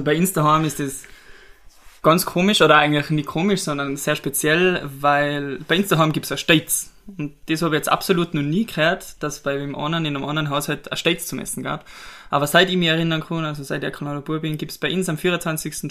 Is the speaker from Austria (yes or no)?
yes; Pillerseetal, Tyrol, Austria; wir sind beide aufgewachsen in Billesetal, wohnen seit mittlerweile über 20 Jahren